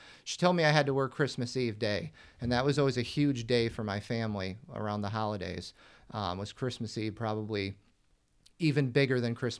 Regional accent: Buffalo, New York, United States; I was born in the Buffalo area, born and raised in Western New York. So I'm accustomed to being buried in snow, you know, 4 or 5 months out of the year.

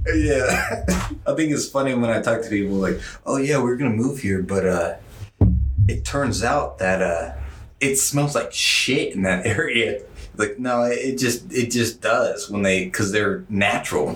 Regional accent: Washington, United States; I'm from Washington

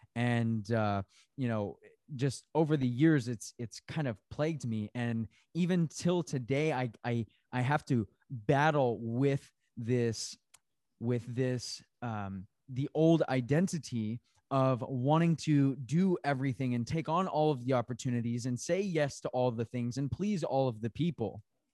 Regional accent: Tempe, Arizona, United States; I came from, you know, I grew up in Tempe, Arizona city, right? But I also rodeoed.

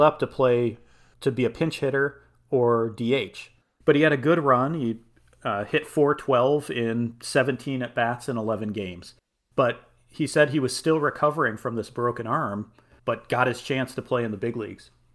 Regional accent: Chicago, Illinois, United States; growing up in Chicago

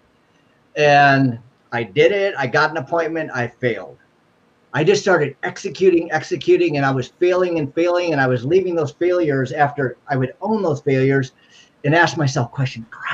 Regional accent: Cleveland, Ohio, United States; moved away; also born or lived in Northern California; I'm originally from Cleveland, Ohio.

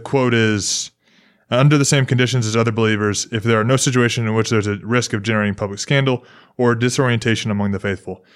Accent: Memphis, Tennessee, United States; now in Houston, United States; I'm from Memphis. We speak different English

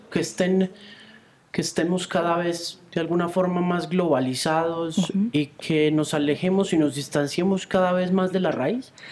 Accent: Manizales, Caldas, Colombia; yo me, crié, en Baja Media, por ejemplo. Yo soy de Manizales y yo soy criado en, en, en eh, cuna Baja Media

